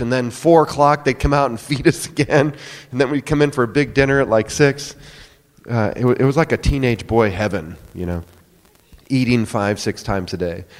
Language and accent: English; near Sioux City, Iowa, United States; now in Oklahoma City, United States; I grew up in Iowa, uh, up near Sioux City on the farm